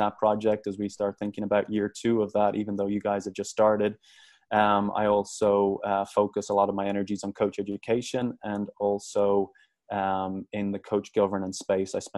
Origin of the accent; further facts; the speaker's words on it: Dublin, Leinster, Ireland; moved away as an adult; also born or lived in Fresno, California, United States; now in United States; I grew up in Dublin, Ireland.